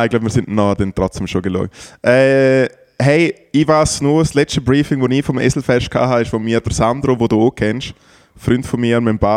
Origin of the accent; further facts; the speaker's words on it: Liechtenstein; Für mich als äh, Liechtensteiner, wo ja Demokratie herrscht